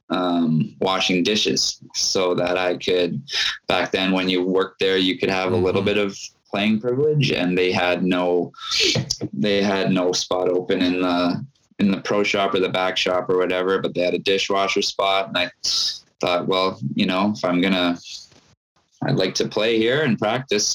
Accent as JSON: {"language": "English", "town": "Winnipeg", "region": "Manitoba", "country": "Canada", "tie": "born or raised there", "said": "I grew up in Charleswood, so I could ride my bike over there in about 10 minutes"}